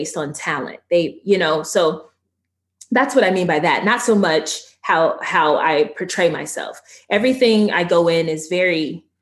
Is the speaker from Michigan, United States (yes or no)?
no; Georgia, United States; accent: Southern; I'm from Georgia.